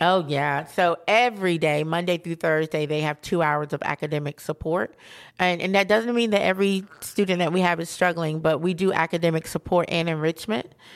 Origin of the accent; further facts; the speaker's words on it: Asheville, North Carolina, United States; growing up in Asheville